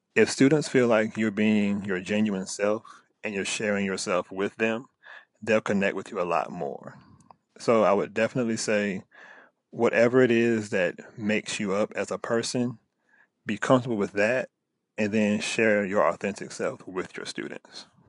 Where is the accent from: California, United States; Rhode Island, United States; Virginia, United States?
Virginia, United States; accent: country; I'm very country, I've been in Virginia all my life, like, from the South